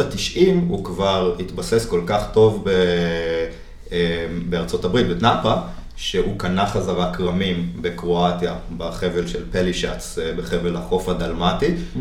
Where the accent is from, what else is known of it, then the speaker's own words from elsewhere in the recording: Jerusalem, Jerusalem District, Israel; ואני גדלתי במטבח של סבתא שלי בירושלים